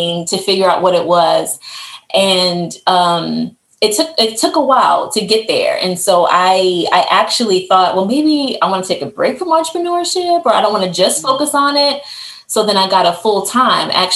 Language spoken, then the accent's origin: English; Baltimore, Maryland, United States; also born or lived in Maine; my hometown of Baltimore, which is where my family lives